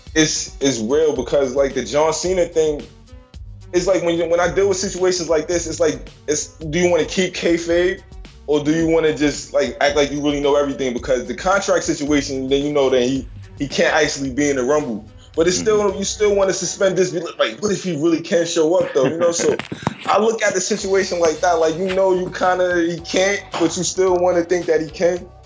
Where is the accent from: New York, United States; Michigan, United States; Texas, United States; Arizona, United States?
New York, United States; I'm from New York